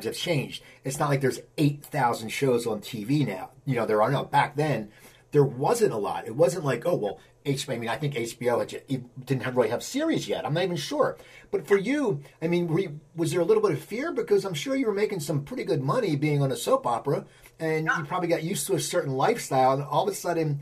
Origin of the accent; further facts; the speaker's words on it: East Coast, United States; moved away; I'm from the East Coast too